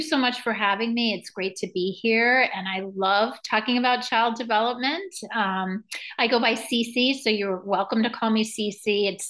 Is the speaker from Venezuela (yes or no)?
yes; Venezuela; also born or lived in New York; now in United States; I was born in New York. I grew up in Venezuela. So I do a lot of work with Spanish speaking parents and Spanish speaking communities.